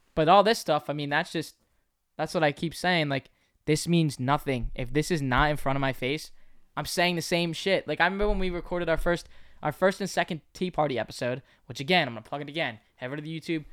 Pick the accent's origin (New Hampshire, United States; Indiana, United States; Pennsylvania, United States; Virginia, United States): Pennsylvania, United States; also born or lived in Bronx, New York; I was born in the Bronx. I moved to Pennsylvania when I was two